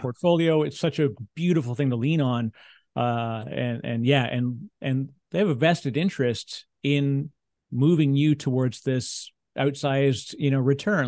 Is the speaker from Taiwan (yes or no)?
no; Canada; I'm a Canadian